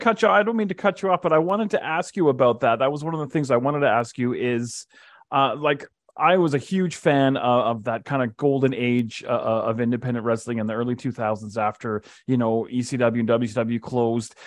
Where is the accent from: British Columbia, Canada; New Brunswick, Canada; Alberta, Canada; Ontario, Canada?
Alberta, Canada; Calgary; now in Edmonton, Canada; I live in Edmonton, but I was born and raised in Calgary